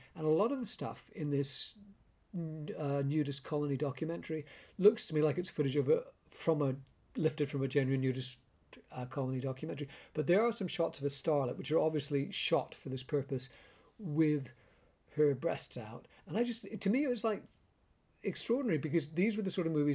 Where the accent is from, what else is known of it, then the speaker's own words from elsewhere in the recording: Canada; I grew up in Canada with British-Canadian parents